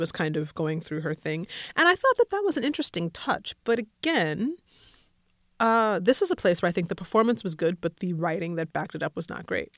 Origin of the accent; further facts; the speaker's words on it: Colorado, United States; I grew up in Colorado